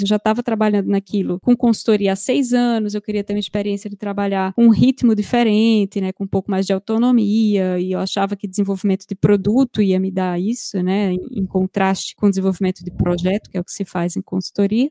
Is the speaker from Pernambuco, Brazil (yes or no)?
yes; Recife, Pernambuco, Brazil; moved away as an adult; also born or lived in Rio de Janeiro, Brazil; now in São Paulo, Brazil; saí de Recife em 2008